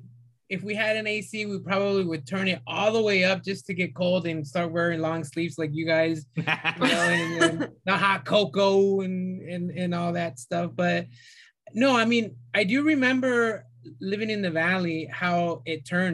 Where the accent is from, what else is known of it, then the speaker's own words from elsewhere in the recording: California, United States; moved away; I'm originally from California